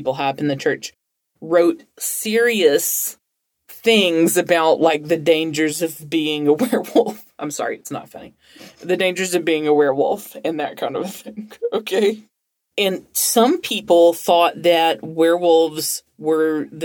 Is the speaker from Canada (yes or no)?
no; Alabama, United States; I'm from Alabama